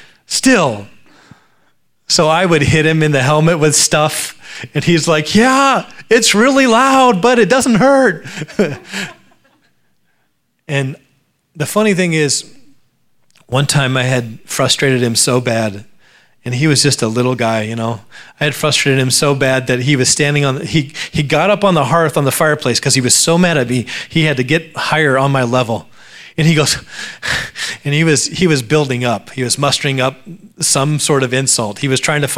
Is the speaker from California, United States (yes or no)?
no; Alaska, United States; My brother and I grew up in Alaska, a very beautiful place to grow up